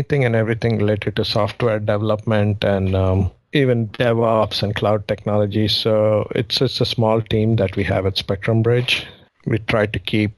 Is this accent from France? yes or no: no; Mumbai, Maharashtra, India; also born or lived in southern India; now in United States; my hometown, I guess, would be Mumbai. I was born in the southern part of India, but I grew up in Mumbai